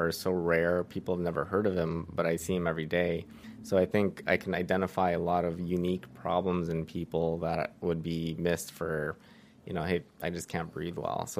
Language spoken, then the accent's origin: English; the Valley, California, United States; also born or lived in Riverside, California / Santa Barbara, California; born and raised in the Valley, went to AGBU for preschool, middle school, high school. I went to El Camino, and then college I went to UC Riverside